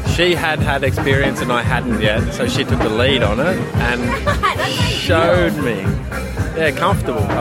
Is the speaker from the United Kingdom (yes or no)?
no; Zimbabwe; so I'm from Zimbabwe, is where I grew up.